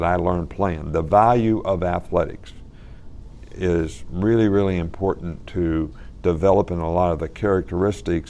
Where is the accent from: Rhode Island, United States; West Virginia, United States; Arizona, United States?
West Virginia, United States; my dad actually started Pop Warner football in our area in West Virginia